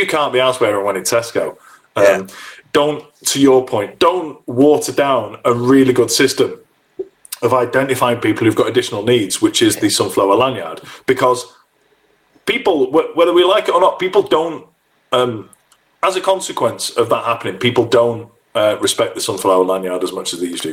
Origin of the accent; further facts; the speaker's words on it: United Kingdom; we're British